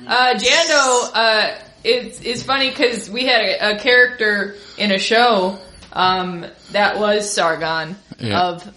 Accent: Minnesota, United States; now in Chicago, United States

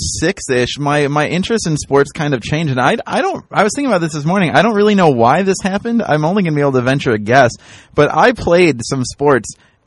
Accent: United States; I grew up in the Quad Cities, and we were kind of like upper middle class Quad Cities.

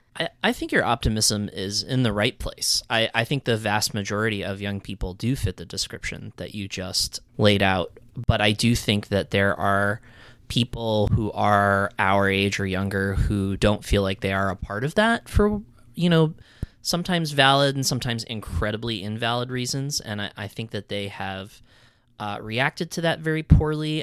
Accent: New England, United States; I grew up in New England

